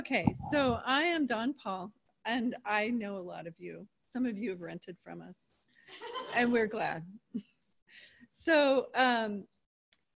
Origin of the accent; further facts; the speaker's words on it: Seattle, Washington, United States; moved away as an adult; also born or lived in Pullman, Washington; I'm from Seattle area, but I came over here to go to WSU, and then I met him over here.